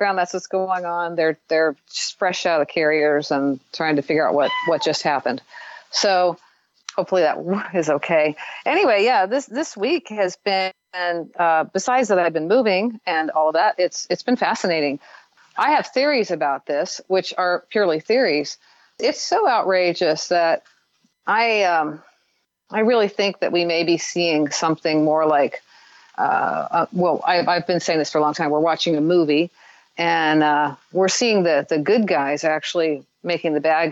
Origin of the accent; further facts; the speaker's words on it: Midwest, United States; I grew up in the Midwest